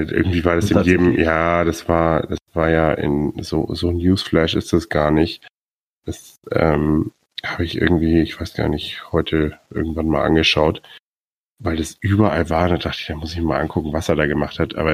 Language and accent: German; Bremen, Germany; einer Dortmund-Fan, ich als Bremer und ein Bayern-Fan.